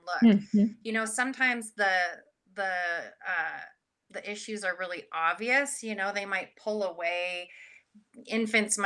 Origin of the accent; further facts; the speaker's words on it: Canada; now in United States; I'm Canadian originally, but now I'm living across the border and in the US